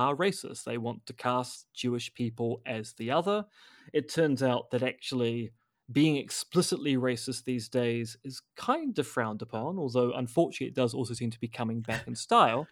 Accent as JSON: {"language": "English", "country": "New Zealand", "said": "as a New Zealander"}